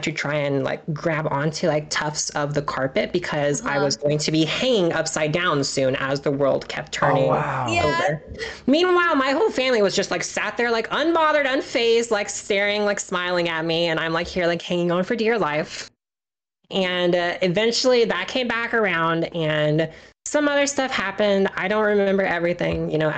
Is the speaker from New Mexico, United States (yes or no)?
no; Kansas, United States; now in Maryland, United States; so I live in Maryland on the East Coast. I'm originally from Kansas in the Midwest